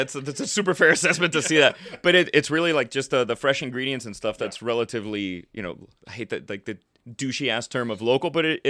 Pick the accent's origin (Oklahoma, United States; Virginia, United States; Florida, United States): Florida, United States; now in Los Angeles, United States; Living in Florida, growing up in Florida, I didn't know how much I would eventually fall in love with wine.